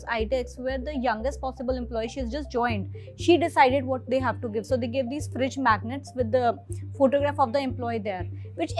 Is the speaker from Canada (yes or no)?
no; Chandigarh, India; moved away as an adult; also born or lived in Delhi; I come from a small town. I'm from Chandigarh and I suddenly reached Delhi